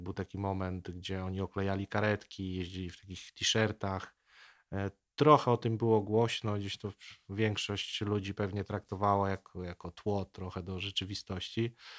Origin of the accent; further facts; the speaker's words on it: Nowogród Bobrzański, Lubusz Voivodeship, Poland; ja pochodzę z takiej niedużej miejscowości pod Zieloną Górą. Ta miejscowość nazywa się Nowogród Bobrzański.